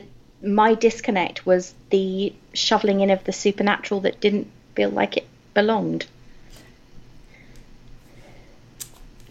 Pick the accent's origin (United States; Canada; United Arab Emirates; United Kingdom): United Kingdom; England; I'm English